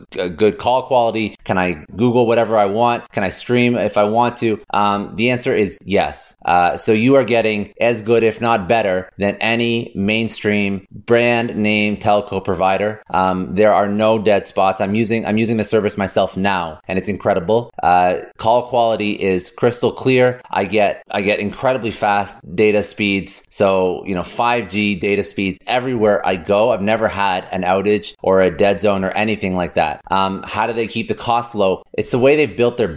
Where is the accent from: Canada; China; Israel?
Canada; now in United States; I'm originally from Canada.